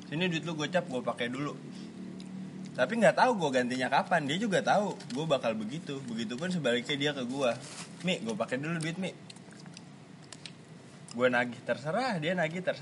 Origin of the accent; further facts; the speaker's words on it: Bekasi, West Java, Indonesia; orang-orang tahu kita anak Bekasi dan mencintai rosok.